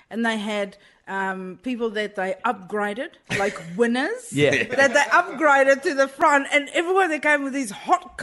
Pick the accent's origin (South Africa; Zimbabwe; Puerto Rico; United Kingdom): South Africa; moved away; I grew up in South Africa.